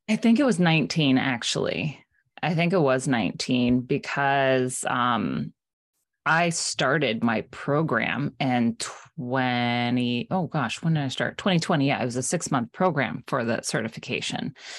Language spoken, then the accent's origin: English; South Florida, United States; now in Maine, United States; I live in Maine now. I'm originally from South Florida